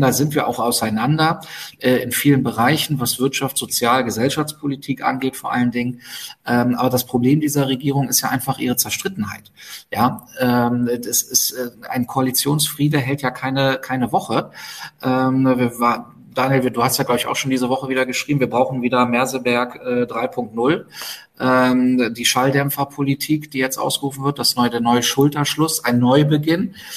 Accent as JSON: {"language": "German", "region": "Berlin", "country": "Germany", "said": "für mich als Berliner"}